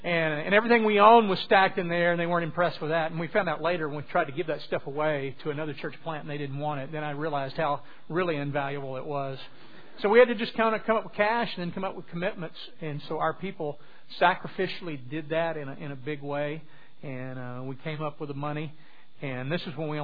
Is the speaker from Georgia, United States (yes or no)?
no; southwest Louisiana, United States; moved away; I'm originally from southwest Louisiana